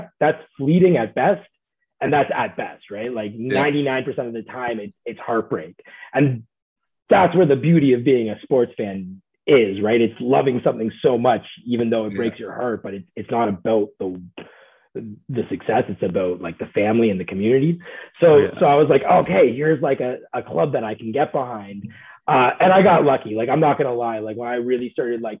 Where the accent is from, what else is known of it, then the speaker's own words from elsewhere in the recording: Toronto, Ontario, Canada; growing up in Toronto in like the 90s and early 2000s